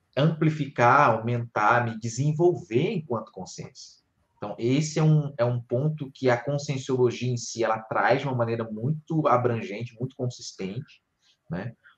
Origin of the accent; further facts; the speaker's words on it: Rio de Janeiro, Brazil; moved away as an adult; also born or lived in Porto Velho, Rondônia / Foz do Iguaçu, Paraná; não sou do, de, de Rondônia, sou do Rio de Janeiro, mas fui morar lá